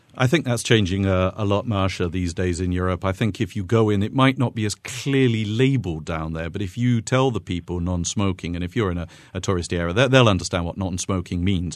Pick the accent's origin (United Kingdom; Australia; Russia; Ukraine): United Kingdom; now in Lucca, Italy; I grew up in Great Britain